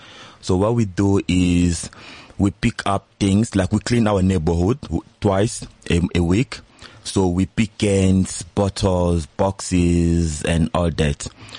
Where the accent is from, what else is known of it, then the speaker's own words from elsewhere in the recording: DR Congo; now in South Africa; As you said, I'm from the Congo. I've been here in SA for 4 years now.